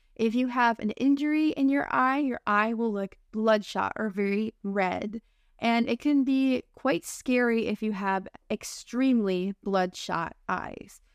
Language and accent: English; United States; accent: American English; I'm your American English teacher friend